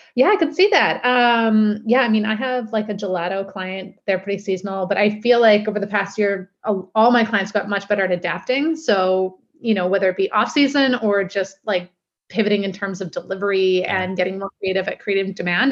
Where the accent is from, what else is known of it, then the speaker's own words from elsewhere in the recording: Steveston, British Columbia, Canada; also born or lived in Vancouver; I grew up in Steveston.